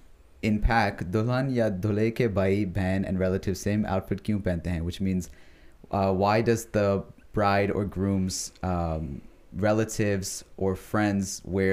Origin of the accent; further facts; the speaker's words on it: United States; And especially because we have lived in America all our lives, we are American. We are also Pakistani. Mm-hmm. We have our own identity called Pakistani Americans